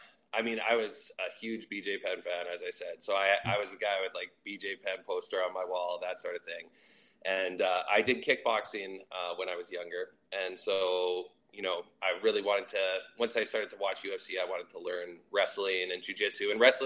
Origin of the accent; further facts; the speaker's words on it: Winnipeg, Manitoba, Canada; I grew up, I was born and raised, and I still do live in Winnipeg, Manitoba.